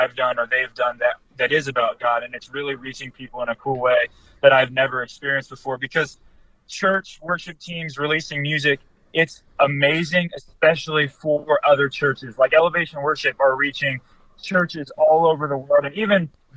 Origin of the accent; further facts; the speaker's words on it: Ohio, United States; now in Michigan, United States; I'm not home right now here in Michigan. I'm from Ohio.